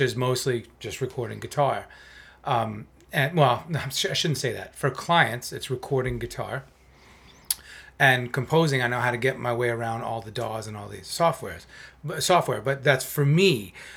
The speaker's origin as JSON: {"language": "English", "region": "South Florida", "country": "United States", "tie": "born or raised there", "also_born_or_lived": "New York", "said": "a community college in South Florida where I was growing up at the time. I'm from New York originally."}